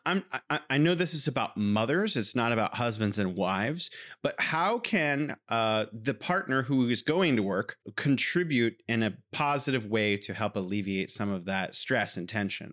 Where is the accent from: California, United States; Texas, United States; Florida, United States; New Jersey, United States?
California, United States; now in Wuhan, China